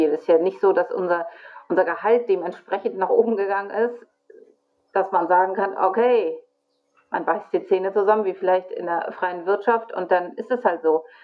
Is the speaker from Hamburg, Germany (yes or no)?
yes; Hamburg, Germany; Ich komme aus Hamburg und ich bin Kinderkrankenschwester.